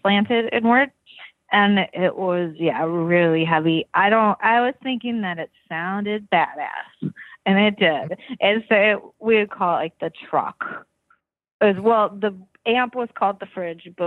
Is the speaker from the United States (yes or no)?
yes; Hopkins, Minnesota, United States; I grew up in Hopkins